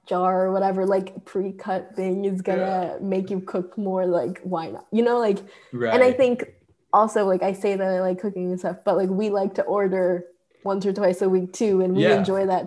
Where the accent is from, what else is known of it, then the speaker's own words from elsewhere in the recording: Tokyo, Japan; first language Japanese; moved away as an adult; also born or lived in London / Hawaii; I was born and raised in Japan for basically most of my life. I lived there until I was 18